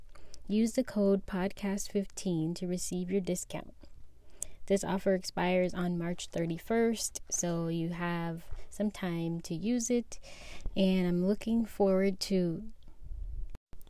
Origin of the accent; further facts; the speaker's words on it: San Diego, California, United States; I'm from San Diego.